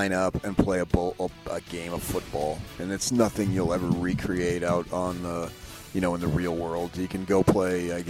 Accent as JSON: {"language": "English", "region": "Northeast", "country": "United States", "tie": "born or raised there", "moved": "yes", "said": "growing up in the Northeast with the Catholic thing. It's such a big, big deal back there. At least it was when I lived there."}